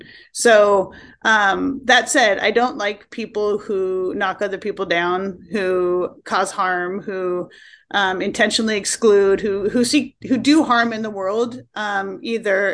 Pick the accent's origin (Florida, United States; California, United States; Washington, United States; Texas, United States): Washington, United States; Tacoma; moved away as an adult; also born or lived in Vashon Island, Washington / New York City; now in Seattle area, United States; I grew up in Tacoma, Washington State.